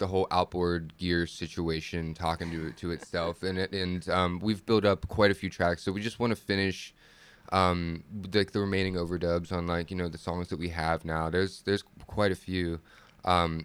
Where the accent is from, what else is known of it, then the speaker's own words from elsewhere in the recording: Pennsylvania, United States; I'm from Pennsylvania